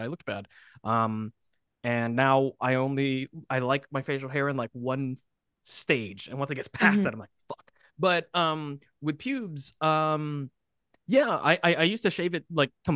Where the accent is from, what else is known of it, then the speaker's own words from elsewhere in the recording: United States; being an American born